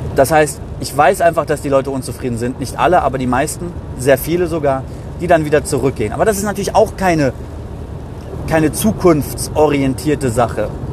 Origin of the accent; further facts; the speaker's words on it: Gießen-Marburg, Hesse, Germany; aus meiner Heimat, äh, Gießen-Marburg